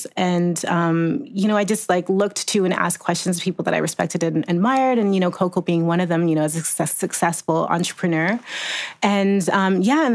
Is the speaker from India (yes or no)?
no; Jamaica; I'm Jamaican, so I've always had like 5 jobs